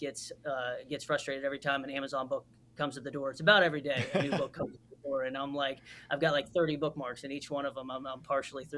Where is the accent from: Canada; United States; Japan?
United States; Moundsville, West Virginia; moved away as an adult; now in North Carolina, United States; So I'm from West Virginia, from Wheeling, West Virginia area, a little town called Moundsville is where I grew up.